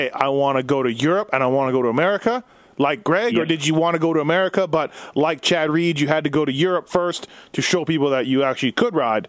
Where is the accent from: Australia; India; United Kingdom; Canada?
Canada; now in United States; I grew up in Canada